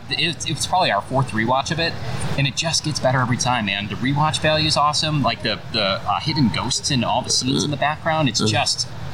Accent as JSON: {"language": "English", "town": "Chicago", "region": "Illinois", "country": "United States", "tie": "born or raised there", "moved": "as an adult", "lives_now": "Florida, United States", "said": "we used to live in Chicago. We're born and raised in Chicago. We've been down here for 7 or 8 years now."}